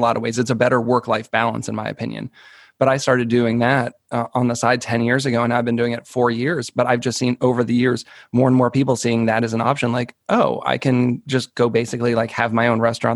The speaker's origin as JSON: {"language": "English", "area": "outside of Boston", "region": "Massachusetts", "country": "United States", "tie": "born or raised there", "said": "I grew up outside of Boston in a smaller suburb"}